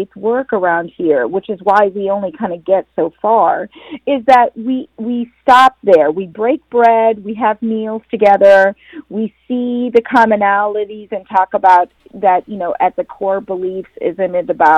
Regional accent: Atlanta, Georgia, United States; moved away as an adult; also born or lived in India; now in New Jersey, United States; I was born in India and immigrated to the United States with my parents in 1971. And we moved to Atlanta in 75

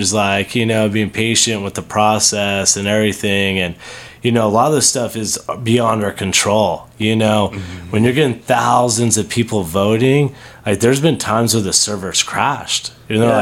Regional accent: Las Vegas, Nevada, United States; born and raised in Vegas

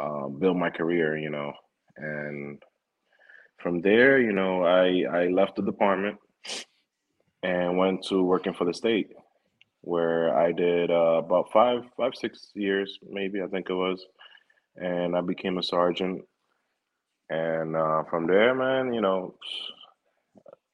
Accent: New York City, New York, United States; born and raised in the Bronx.

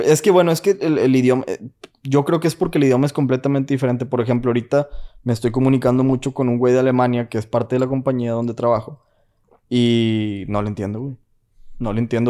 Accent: Mexico; moved away as an adult; now in United States; que soy latino, güey, que soy mexicano

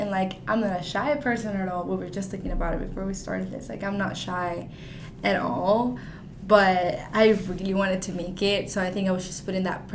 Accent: Maracaibo, Zulia, Venezuela; now in Arkansas, United States; I am a senior and I'm from Maracaibo, Venezuela.

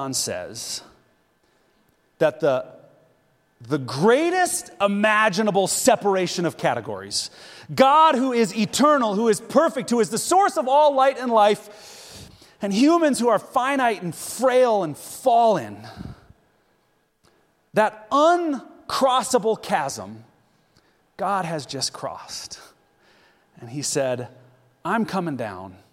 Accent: United States; now in Zhengzhou, China; I'm American.

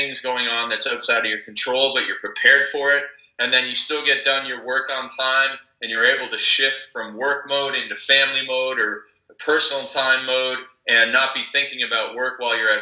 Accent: Canada; I'm from Canada

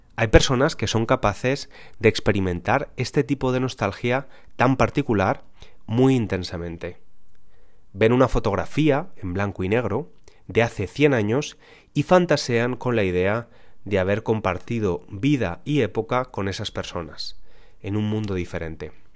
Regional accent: Spain; nací en España

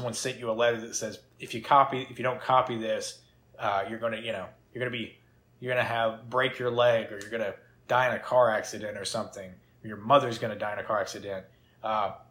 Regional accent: the South, United States; we're from the South.

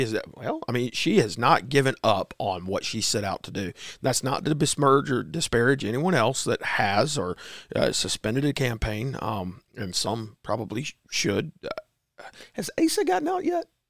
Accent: South Carolina, United States; as an American and as a South Carolinian

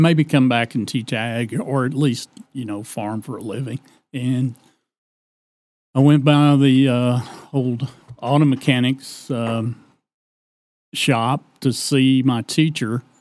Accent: Decatur, Texas, United States; I was born in the Decatur Community Hospital

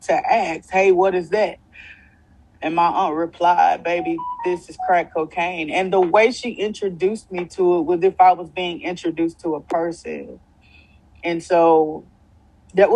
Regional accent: Louisiana, United States; I came home. I came home to Louisiana

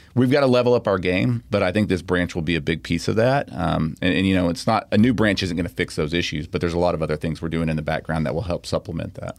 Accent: Pearland, Texas, United States; when I grew up in Pearland, it was like Lake Jackson, you know, it was a small town

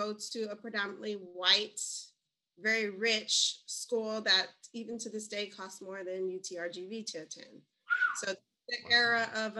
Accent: Chicago, Illinois, United States; Inner city Chicago public school kids. I tell students, like, if you've ever seen Gangland on the History Channel, that old, like, Gangland, that's kind of where I grew up.

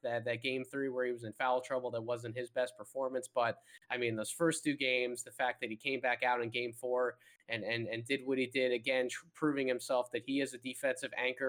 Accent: Philadelphia, Pennsylvania, United States; Kevin and I we're from the Philadelphia area

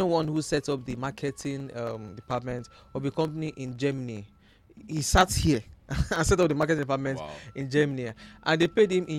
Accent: Nigeria; I mean, as a Nigerian, why are you doing one job?

